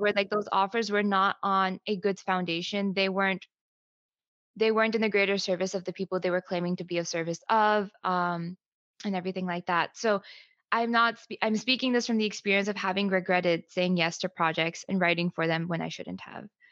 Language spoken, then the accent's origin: English; United States; I'm Pakistani American. So when I was growing up, um, I grew up basically in an immigrant household, right? So both of my parents came here in their 30s